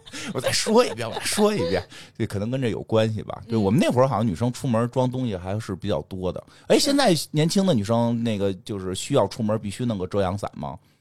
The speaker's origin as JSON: {"language": "Chinese", "country": "China", "said": "我们中国人就是要喝热水"}